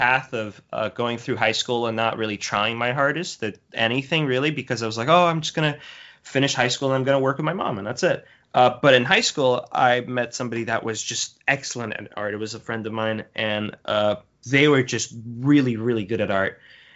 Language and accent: English; Brazil; now in Canada; I come from Brazil. I was born and raised there. We moved around in Brazil a lot, but that's where I originally hail from.